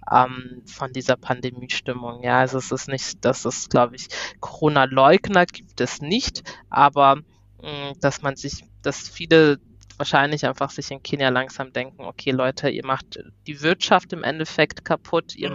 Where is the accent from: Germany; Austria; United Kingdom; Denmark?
Germany; ich komme aus Deutschland